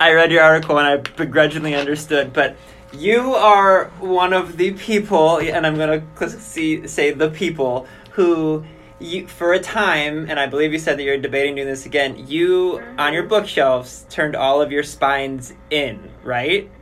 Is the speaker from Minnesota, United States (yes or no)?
no; Cleveland, Ohio, United States; We're from Cleveland.